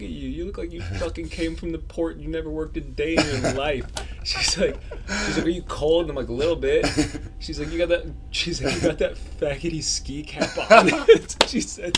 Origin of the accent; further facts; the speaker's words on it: Long Beach, California, United States; Long Beach